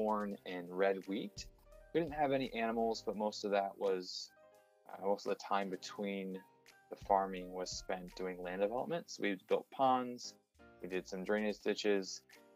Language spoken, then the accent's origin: English; Toledo area, Ohio, United States; moved away; my hometown